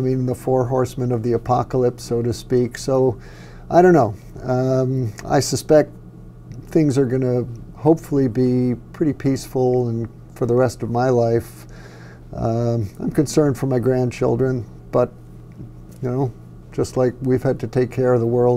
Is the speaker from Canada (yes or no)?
no; United States; also born or lived in New York City; I was born in New York City and lived there for the first 7 years. Then we moved up to the suburbs, but frequently went back into the city.